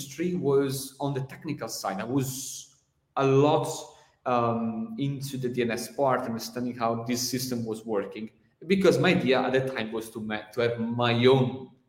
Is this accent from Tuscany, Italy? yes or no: no; Venice, Veneto, Italy; I'm from Italy, Venice